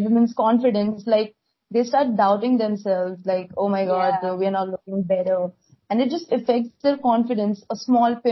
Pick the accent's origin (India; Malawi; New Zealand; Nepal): India; from India.